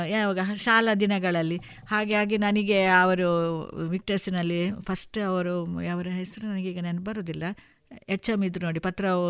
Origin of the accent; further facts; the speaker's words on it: Puttur, Karnataka, India; also born or lived in Haradi; ನಾನು ಪುತ್ತೂರಿನಲ್ಲಿ ಬೆಳೆದವಳು